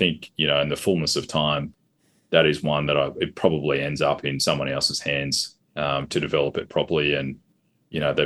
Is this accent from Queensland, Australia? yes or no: yes; Darling Downs, Queensland, Australia; also born or lived in Toowoomba; I grew up on the Darling Downs